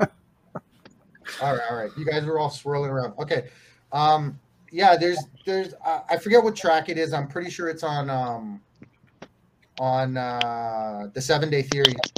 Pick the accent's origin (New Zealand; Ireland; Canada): Canada; now in Mexico; I'm Canadian, born and raised in Canada. I uh, live in Mexico now